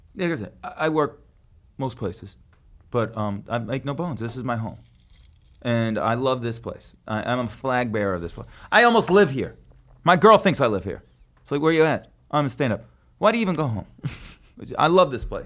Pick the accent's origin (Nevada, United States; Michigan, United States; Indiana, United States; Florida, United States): Nevada, United States; Las Vegas; moved away; I'm from there.